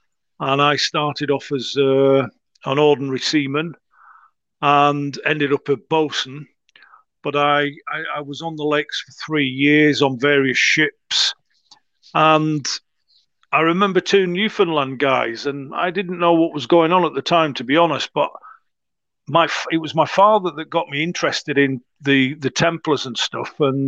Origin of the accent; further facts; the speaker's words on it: England, United Kingdom; born there; And, of course, I was born in England, and my family ended up in England.